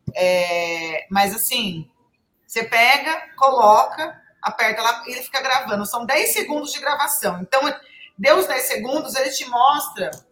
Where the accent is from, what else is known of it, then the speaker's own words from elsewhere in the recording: Brazil; a gente é brasileiro